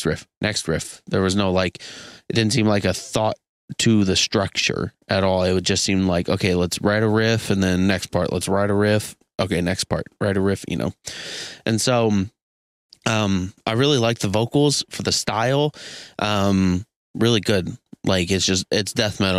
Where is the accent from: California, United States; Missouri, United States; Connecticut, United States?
Missouri, United States; Kansas City; Kansas City, Missouri, my hometown